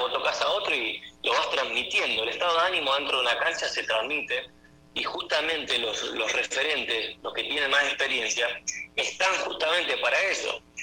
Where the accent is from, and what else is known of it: Argentina; moved away as an adult; now in Venezuela